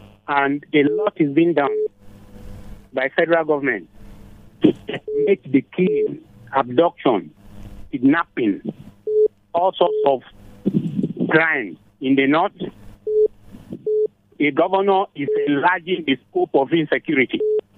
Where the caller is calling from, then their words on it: Jos, Plateau, Nigeria; I'm calling from Hoshi.